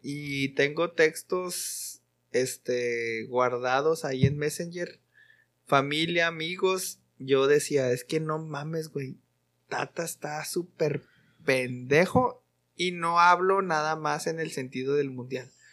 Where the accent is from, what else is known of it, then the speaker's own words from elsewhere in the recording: Mexico; uno como mexicano